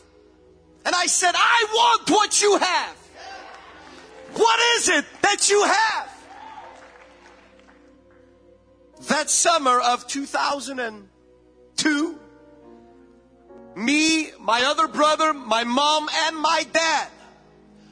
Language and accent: English; Belgium; moved away; I'm born and raised in Belgium